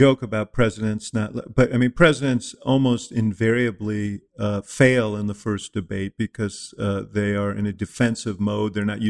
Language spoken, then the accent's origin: English; New York City, New York, United States; I grew up in New York City, so I had a different sort of upbringing at about the same time.